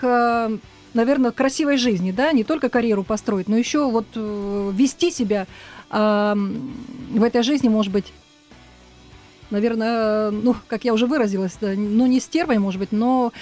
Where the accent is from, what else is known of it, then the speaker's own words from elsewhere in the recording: Novosibirsk, Novosibirsk Oblast, Russia; also born or lived in Tolmachevo; now in Moscow, Russia; Я приехала из города Новосибирска. Родилась я в село Толмачево.